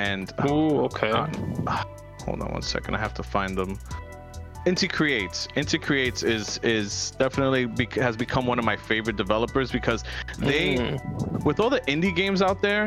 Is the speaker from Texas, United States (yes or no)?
no; New York, United States; we're from New York